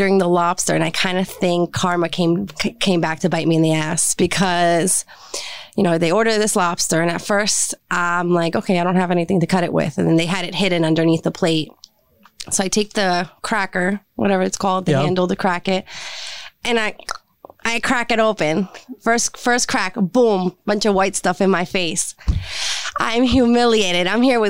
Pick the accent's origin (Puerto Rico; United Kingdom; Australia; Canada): Puerto Rico; Like I said before, I'm from Puerto Rico. I grew up in a very strict Puerto Rican household.